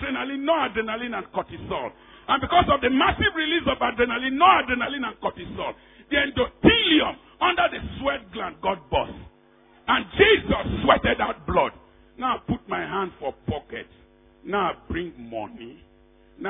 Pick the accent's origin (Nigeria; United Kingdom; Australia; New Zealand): Nigeria; Niger Delta; We from the Niger Delta, we are too proud.